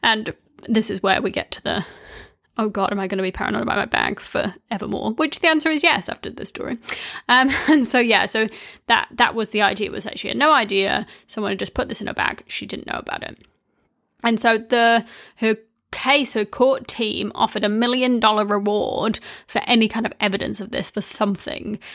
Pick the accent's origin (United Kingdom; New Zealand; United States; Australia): New Zealand; when I was growing up in New Zealand